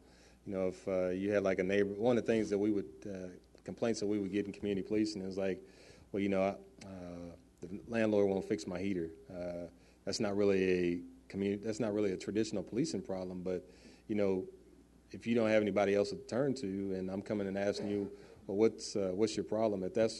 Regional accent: Wichita, Kansas, United States; That reminds me of the neighborhood that I grew up in Northeast Wichita before we had all the gangs and drug activity.

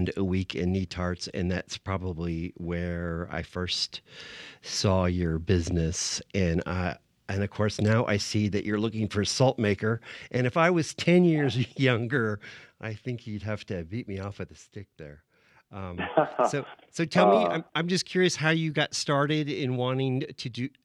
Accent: San Diego, California, United States; I grew up in San Diego

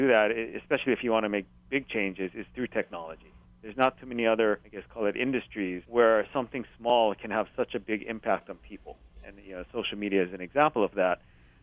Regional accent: Hilo, Hawaii, United States; growing up in Hilo

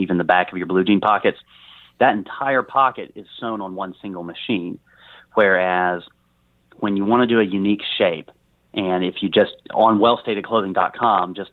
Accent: Arkansas, United States; growing up in Arkansas in the shadow of this monster state

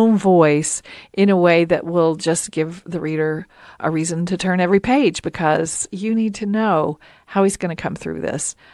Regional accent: Appalachia, United States; as a woman and as an Appalachian woman

